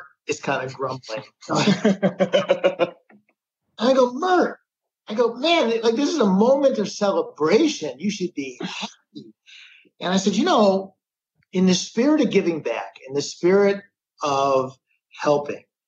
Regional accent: Midwest, United States; we're from the Midwest.

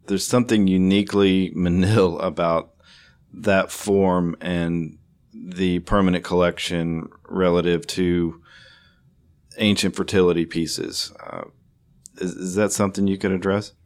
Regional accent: Houston, Texas, United States; the arts community that you know shares uh, my hometown

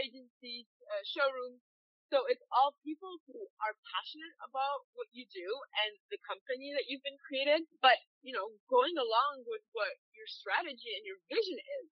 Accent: Madagascar; I grew up in Madagascar, but my back, I'm multicultural

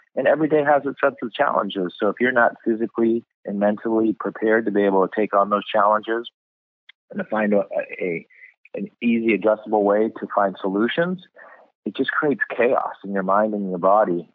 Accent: California, United States; also born or lived in Boston, Massachusetts / New York City; I was born in Boston, Massachusetts, and then at three we moved to California

